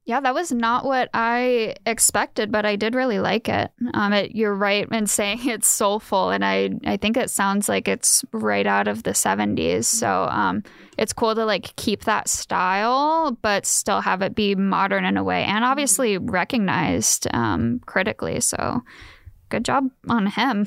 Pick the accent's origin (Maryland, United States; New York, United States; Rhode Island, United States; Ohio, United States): Ohio, United States; moved away as an adult; now in Fullerton, United States; I am from the Yeehaw town of Ohio